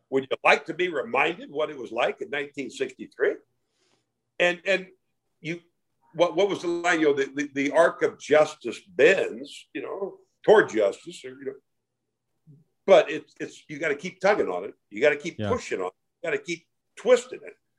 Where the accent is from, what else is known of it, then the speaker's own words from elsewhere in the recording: Iowa, United States; now in Dallas, United States; growing up in Iowa in the 50s